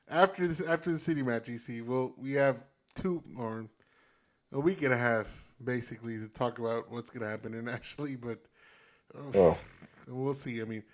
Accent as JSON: {"language": "English", "region": "Texas", "country": "United States", "said": "because we here in Texas, you see, we're Texas first, we're American second"}